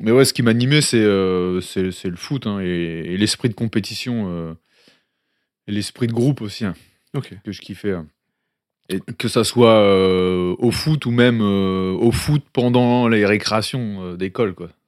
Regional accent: Mouvaux, Hauts-de-France, France; also born or lived in Tourcoing; je suis né à Tourcoing, dans le nord de la France. J'ai vécu dix ans dans le nord, dans une petite ville qui s'appelait Mouveau, à côté de Tourcoing et Roubaix.

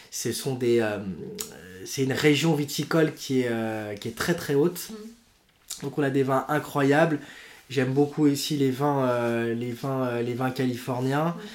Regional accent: Lyon, Auvergne-Rhône-Alpes, France; alors, je suis lyonnais d'origine

